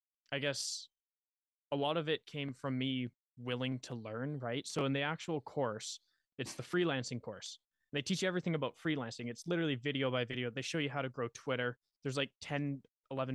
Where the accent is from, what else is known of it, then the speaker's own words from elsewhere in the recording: Western Canada, Canada; I'm from Canada, Western Canada.